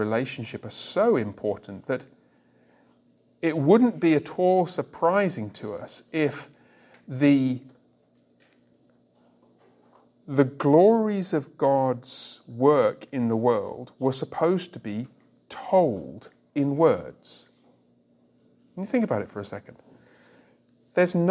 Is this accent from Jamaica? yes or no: no; England, United Kingdom; I remember the first time I was away from England for any extended period of time, I was about 20